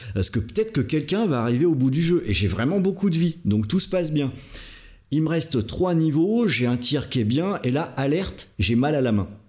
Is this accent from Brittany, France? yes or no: yes; Brittany, France; à la base je suis breton